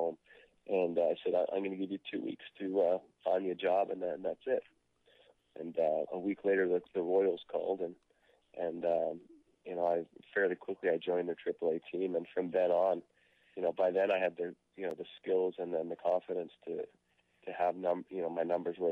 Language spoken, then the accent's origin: English; Canada; being a Canadian player